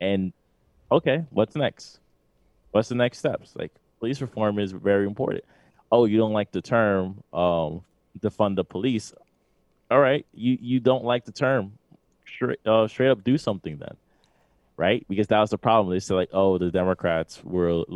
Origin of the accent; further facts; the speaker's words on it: New York City, New York, United States; we're from New York City